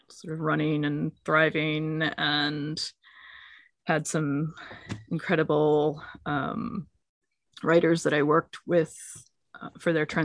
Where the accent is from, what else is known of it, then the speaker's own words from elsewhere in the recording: United States; moved away as an adult; also born or lived in London, United Kingdom; as an American